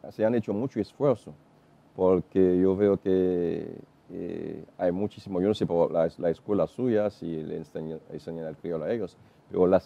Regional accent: Haiti; Spanish is a second language; moved away as an adult; now in Dominican Republic; yo aprendí español en Haití a partir de la escuela secundaria.

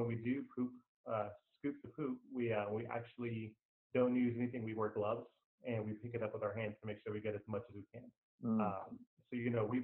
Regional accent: Corpus Christi, Texas, United States; moved away as an adult; also born or lived in Austin / Pflugerville / Georgetown / Round Rock; now in San Marcos, United States; I'm actually originally from Corpus Christi, Texas

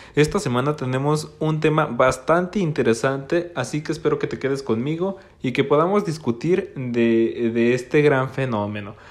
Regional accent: Gómez Palacio, Durango, Mexico; Yo soy de Gómez Palacio, Durango, una región al norte de México

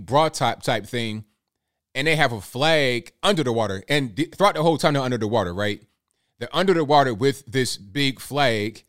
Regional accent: Virginia, United States; We're both from Virginia.

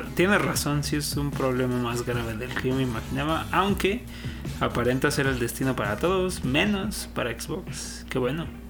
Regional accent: Mexico; la bandera que traemos como mexicanos

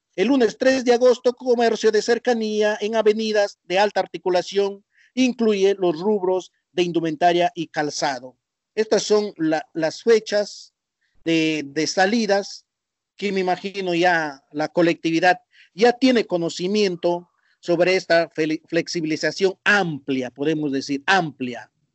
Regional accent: Argentina; nuestro país Argentina

